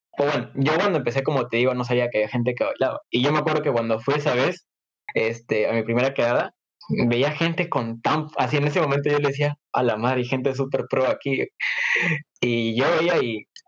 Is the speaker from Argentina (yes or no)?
no; Peru; en mi país